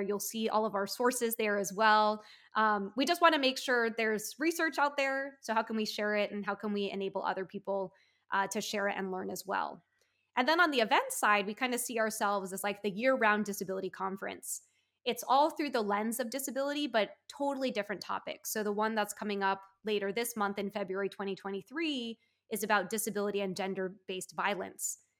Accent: United States; being Taiwanese American

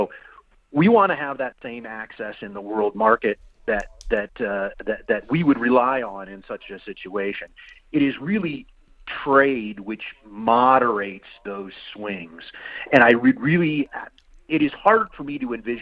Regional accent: Iowa, United States; I'm from Iowa

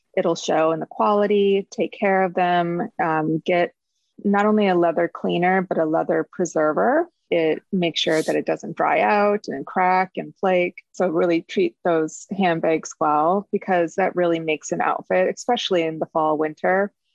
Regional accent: Midwest, United States; moved away; growing up in the Midwest

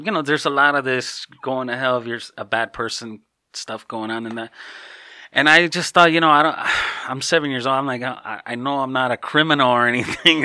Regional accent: Chicago, Illinois, United States; now in Hawaii, United States; my family's originally from Mexico. I was born and raised in Chicago

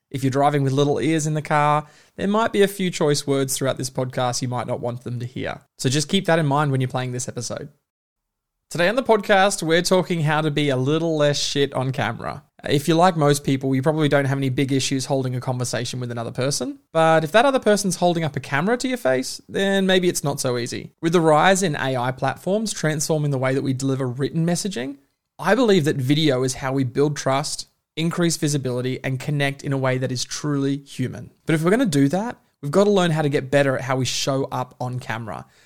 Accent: Melbourne, Victoria, Australia; I was born in Melbourne, Melbourne, Australia.

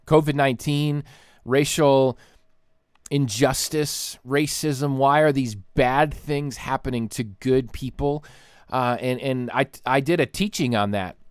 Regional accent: Troy, Ohio, United States; now in Michigan, United States; we're from Troy, Ohio, down near Dayton

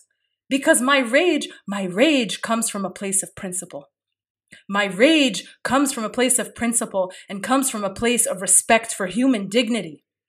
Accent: Kuwait; moved away; I may have been born in exile. I was born in Kuwait. I may have been born in exile

